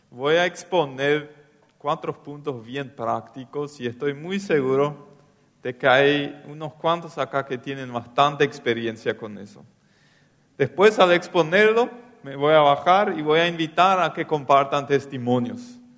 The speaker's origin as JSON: {"language": "Spanish", "town": "Loma Plata", "region": "Boquerón", "country": "Paraguay", "said": "Sí, yo vine de Loma Plata, de la colonia, a estudiar teología en el CEMTA."}